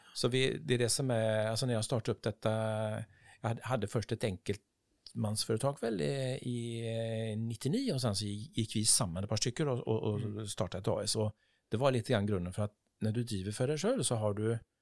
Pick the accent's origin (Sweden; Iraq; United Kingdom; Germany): Sweden; Partille, Västra Götaland; Norwegian is a second language; moved away as an adult; also born or lived in Gothenburg; now in Oslo, Norway; jeg er oppvokst der i, Parti, Partille